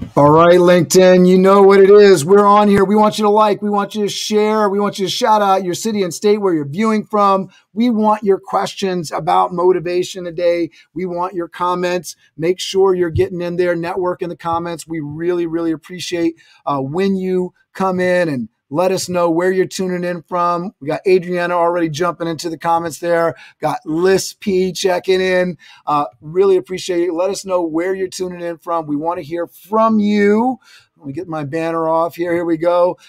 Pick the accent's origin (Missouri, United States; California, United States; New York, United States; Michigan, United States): New York, United States; Westchester; We, we checking in from Westchester. That's my place, my hometown